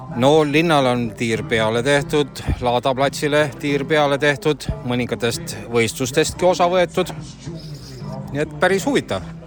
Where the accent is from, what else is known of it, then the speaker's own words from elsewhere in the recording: Põltsamaa, Jõgeva County, Estonia; isegi ema on siitpoolt kandist pärit